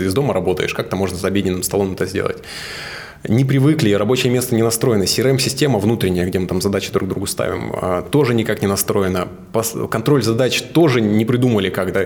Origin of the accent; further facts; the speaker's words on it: Suzun, Novosibirsk Oblast, Russia; Я вырос на реке, я из Сузуна, и там Сузунка, собственно, Обь.